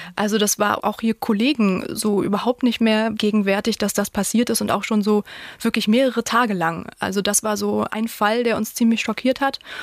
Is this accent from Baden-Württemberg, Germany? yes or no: no; Mecklenburg-Vorpommern, Germany; wir sind beide in Mecklenburg-Vorpommern aufgewachsen